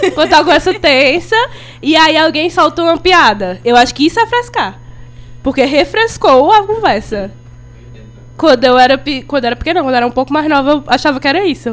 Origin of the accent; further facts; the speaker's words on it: Crato, Ceará, Brazil; eu sou do Crato